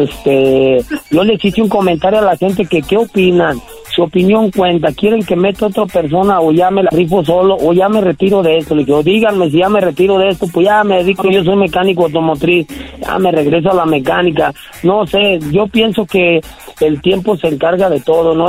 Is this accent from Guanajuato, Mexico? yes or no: yes; León, Guanajuato, Mexico; En León, Guanajuato, carnal, ahí tiene su casa.